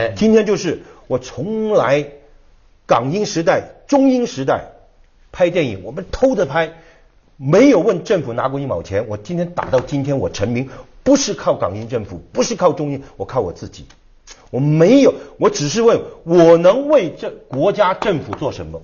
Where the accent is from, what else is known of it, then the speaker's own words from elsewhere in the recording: Hong Kong; 我是在香港长大